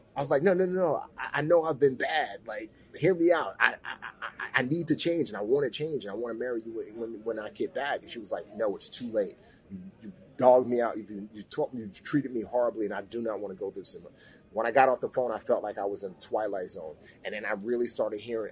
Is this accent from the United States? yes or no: yes; New York City, New York, United States; also born or lived in Nigeria; she permanently relocated my brother and I, uh, along with herself, um, back to the States, and I grew up in the Bronx.